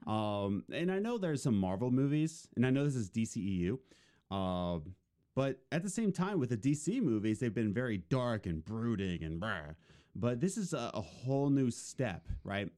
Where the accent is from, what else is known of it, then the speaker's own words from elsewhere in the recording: Philadelphia, Pennsylvania, United States; I was born and raised in Philadelphia, but when my parents divorced, uh, me and my mom lived with my grandparents, in the suburbs of Philadelphia